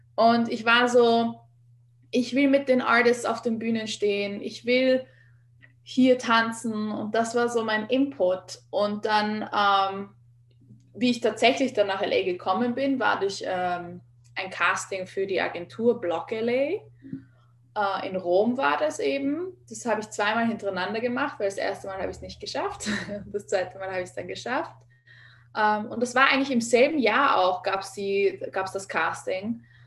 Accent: Vienna, Austria; moved away as an adult; now in Los Angeles, United States; Ich bin ursprünglich aus Wien, geboren und aufgewachsen, bin halb Kubanerin

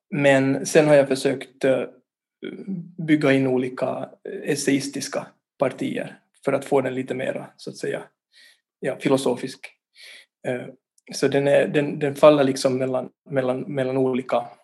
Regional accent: Vaasa, Ostrobothnia, Finland; also born or lived in Turku; now in Helsinki, Finland; jag är ju ursprungligen från, från Vasa, född och uppvuxen där. Och sen har jag bott på olika ställen. Jag har bott i, Åbo till exempel där jag studerar filosofi. Och nu bor jag i Helsingfors

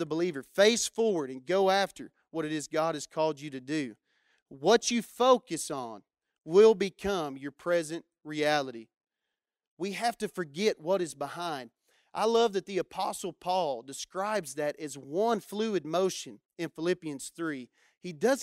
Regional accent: Matador, Texas, United States; where I grew up in Matador, we didn't have a whole lot of things going on. I grew up with a population of about 500 people

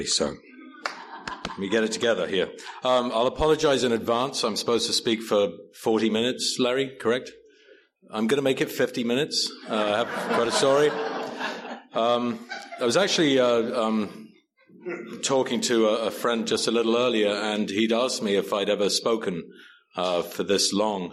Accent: Wales, United Kingdom; moved away; I grew up in a country called Wales, which is part of the United Kingdom.

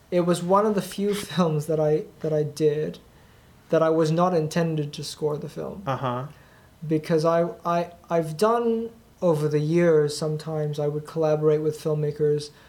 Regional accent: Thailand; and um, yet I'm originally from Thailand.

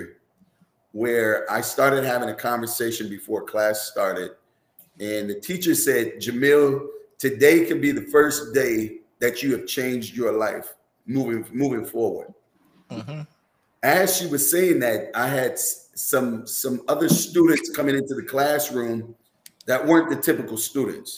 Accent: Minneapolis, Minnesota, United States; growing up here in Minneapolis

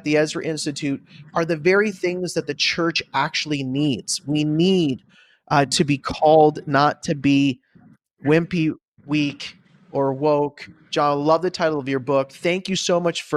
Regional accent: Canada; moved away as an adult; now in United States; I am a pastor from Canada now living in the United States

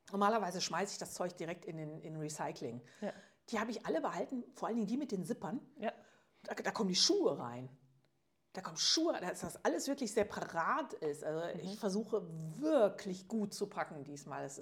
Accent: Switzerland; ja, ist ja bei uns in der Schweiz

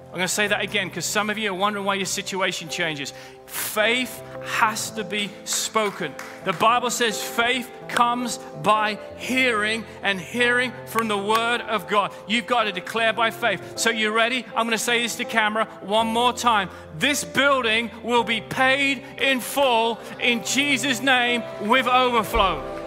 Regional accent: United Kingdom; I'm British

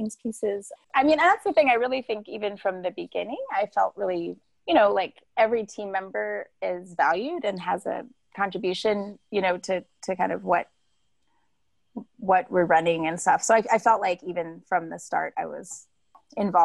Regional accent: Washington, District of Columbia, United States; moved away as an adult; also born or lived in Alabama / Philadelphia; now in Comer, United States; they moved us to Washington, D.C. And that's where I grew up

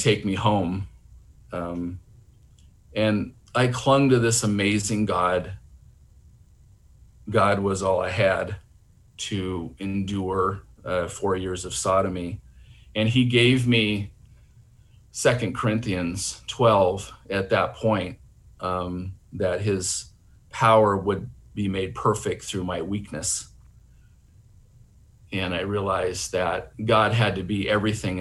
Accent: Seattle, Washington, United States; My brother Matt and I were raised in Seattle, Washington

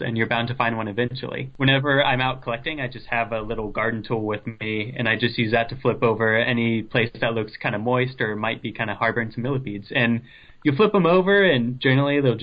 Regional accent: Ohio, United States; moved away; I'm from Ohio, so I was living there at the time

